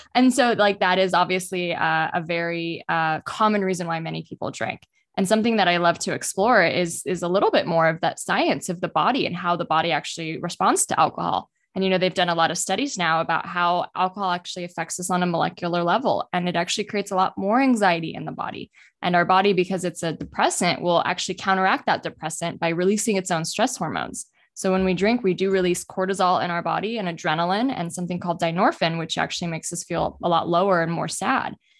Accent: United States; I grew up in the United States

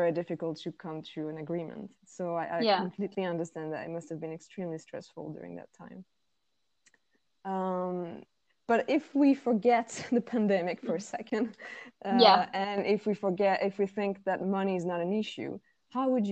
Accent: France; moved away; I come from France

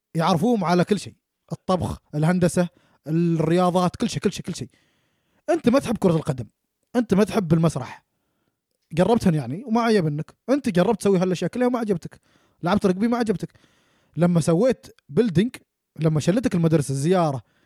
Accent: Oman; now in New Zealand; احنا كشباب عمانيين

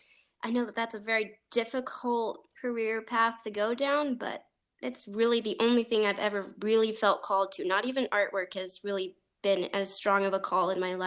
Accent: near Eureka, Illinois, United States; near my hometown. It was in Eureka, Illinois. I don't know if anyone knows where that is. It's a small, itty-bitty little town.

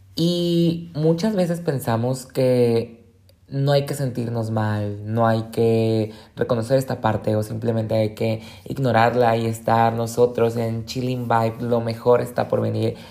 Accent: Colima, Mexico; moved away as an adult; now in Guadalajara, Mexico; yo soy del estado de Colima

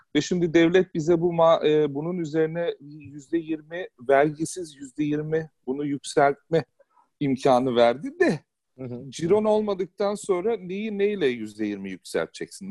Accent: Istanbul, Turkey; now in Hamburg, Germany; ben İstanbul'da büyüdüm.

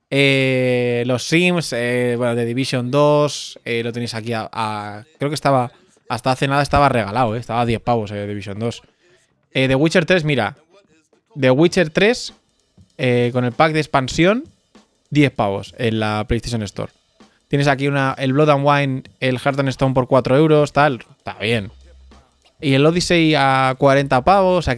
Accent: Galicia, Spain; Vengo de Galicia y quería jugar como pues con vosotros a este juego.

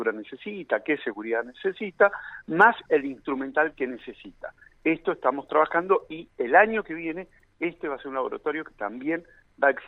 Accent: Zapala, Neuquén, Argentina; born there; de la Dirección de Minería de la provincia en lo que nací en Zapala

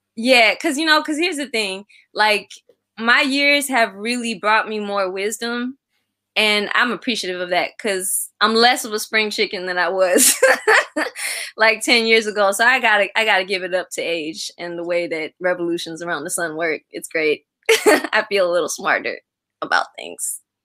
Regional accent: Kolkata, West Bengal, India; now in United States; i'm east bengali american so uh, i'm from well it's actually called west bengal um okay. so i was born in, in kolkata

